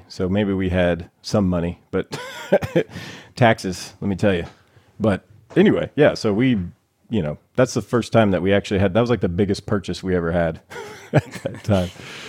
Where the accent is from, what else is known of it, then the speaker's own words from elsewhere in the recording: the South, United States; I grew up in the South. We had WGN and TBS. So we were Cubs fans, right? And Braves fans.